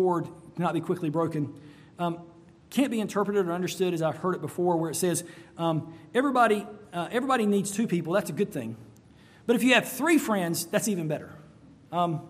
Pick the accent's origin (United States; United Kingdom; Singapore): United States; North Carolina; now in Florida, United States; I grew up in North Carolina, and there were cold nights in North Carolina.